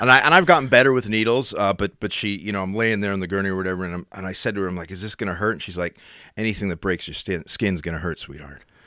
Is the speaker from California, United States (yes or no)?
no; Schuylkill County, Pennsylvania, United States; I'm from the Skook